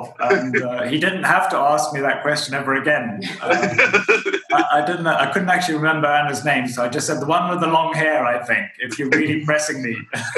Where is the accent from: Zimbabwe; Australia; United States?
Zimbabwe; So I'm from Zimbabwe in Southern Africa.